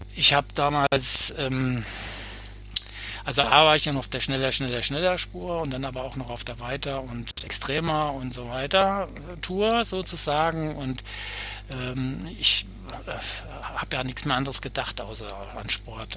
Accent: Bad Nauheim, Hesse, Germany; Ich komme aus Bad Nauheim, das, äh, da habe ich da gewohnt, also Gießener, Frankfurter Ecke

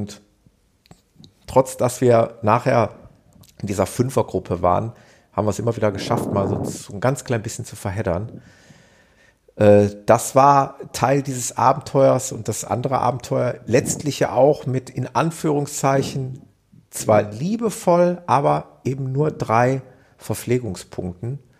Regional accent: North Rhine-Westphalia, Germany

